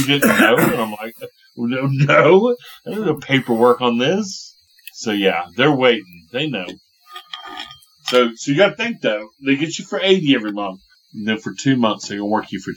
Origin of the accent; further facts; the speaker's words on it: United States; We're from America.